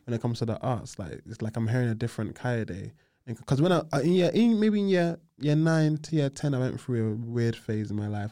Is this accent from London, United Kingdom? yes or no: yes; London, United Kingdom; I grew up on the Aylesbury Estate, Southeast